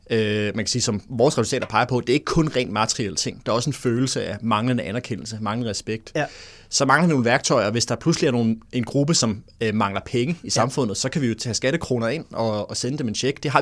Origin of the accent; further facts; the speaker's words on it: Vordingborg, Zealand, Denmark; jeg bor stadig i Vordingborg, hvor jeg kommer fra